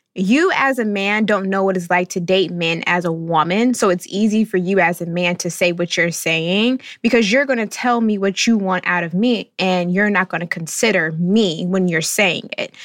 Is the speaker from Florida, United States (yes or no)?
yes; North Florida, United States; I'm coming from the South, the deep South, not really just North Florida